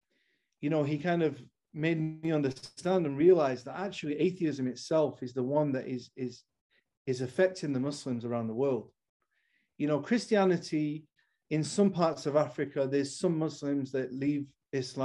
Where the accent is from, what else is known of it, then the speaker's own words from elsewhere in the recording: Manchester, North West England, United Kingdom; I'm from Manchester, England